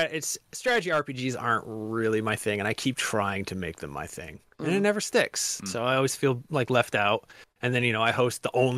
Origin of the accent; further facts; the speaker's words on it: Maine, United States; accent: Maine; We don't have a Massachusetts accent. We have a Maine accent.